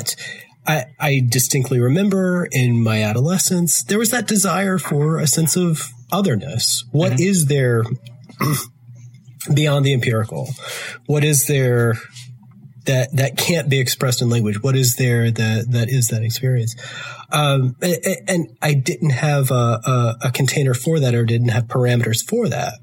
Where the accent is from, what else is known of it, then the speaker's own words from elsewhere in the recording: the rural South, United States; I'm from the rural South, which I'm sure you can hear from my accent.